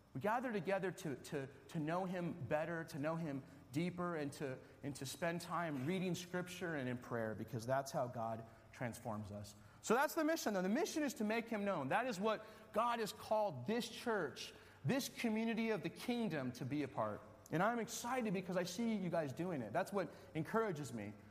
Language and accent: English; Wisconsin, United States; I'm from Wisconsin